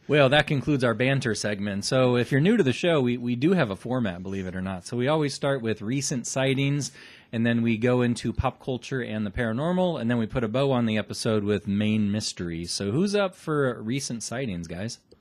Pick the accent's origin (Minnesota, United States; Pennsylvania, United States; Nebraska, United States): Nebraska, United States; Omaha; we're from Nebraska